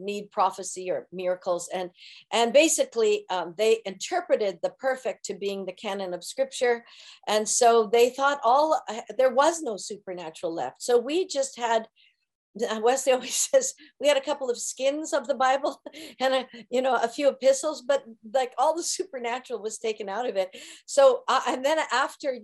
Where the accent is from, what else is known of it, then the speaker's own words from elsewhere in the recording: Kelowna, British Columbia, Canada; moved away as an adult; now in Santa Maria, United States; in Kelowna, British Columbia, where we're from